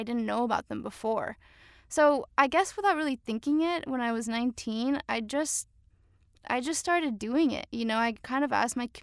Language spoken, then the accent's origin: English; McAllen, Texas, United States; also born or lived in Cancun, Mexico / Austin, Texas; now in Portland, United States; I was raised in McAllen, Texas, border to Reynosa, Tamaulipas